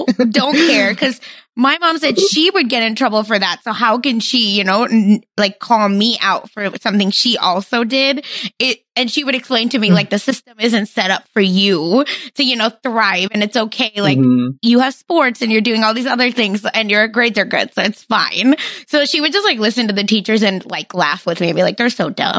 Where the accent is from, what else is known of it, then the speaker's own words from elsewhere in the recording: India; moved away; I grew up in India